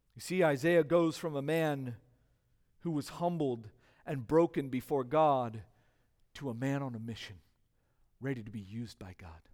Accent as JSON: {"language": "English", "region": "California", "country": "United States", "tie": "born or raised there", "said": "growing up in California"}